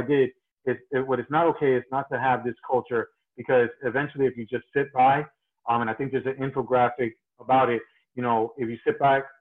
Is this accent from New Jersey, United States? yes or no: yes; New Jersey, United States; I'm originally from New Jersey.